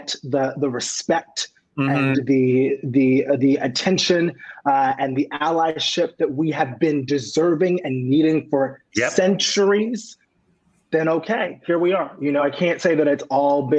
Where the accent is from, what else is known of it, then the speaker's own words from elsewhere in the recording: New York City, New York, United States; I grew up in Queens, New York.